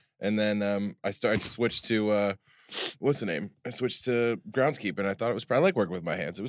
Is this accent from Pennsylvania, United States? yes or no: no; New York, United States; No, dude, I'm from New York. I'm not from Boston.